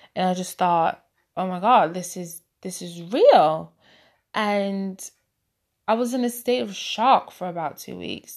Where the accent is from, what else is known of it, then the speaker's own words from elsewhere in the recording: Boston, Massachusetts, United States; now in United Kingdom; I'm originally from Boston, but I currently reside in the U K